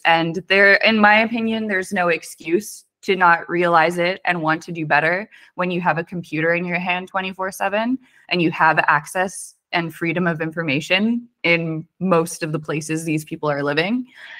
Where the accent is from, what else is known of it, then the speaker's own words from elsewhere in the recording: Weston, United States; And then like growing up in Weston, it's like culture is everywhere.